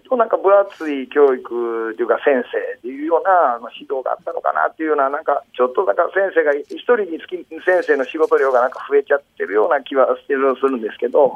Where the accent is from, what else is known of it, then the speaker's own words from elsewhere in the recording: Nara, Japan; 中学の時も、あの割と奈良県のあの何校かあるような塾に行ってた